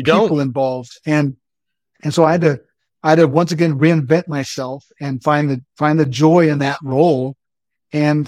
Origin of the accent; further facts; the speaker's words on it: Odessa, Texas, United States; moved away as an adult; also born or lived in McAllen, Texas; I graduated from Odessa Permian, and my claim to fame is that I graduated with the class of Friday Night Lights, 1989